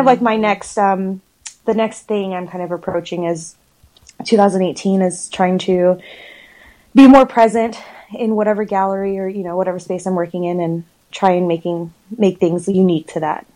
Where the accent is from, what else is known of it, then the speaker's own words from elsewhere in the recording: Dallas, Texas, United States; also born or lived in Houston, Texas; I grew up in Dallas, Fort Worth, probably since middle school.